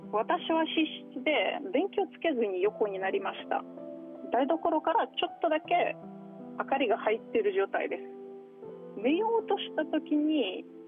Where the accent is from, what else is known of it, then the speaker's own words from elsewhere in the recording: Moscow, Russia; Japanese is a second language; also born or lived in Toyama Prefecture, Japan; now in Toyama, Japan; 私はもともとモスクワ出身でモスクワはすごい綺麗な街ですが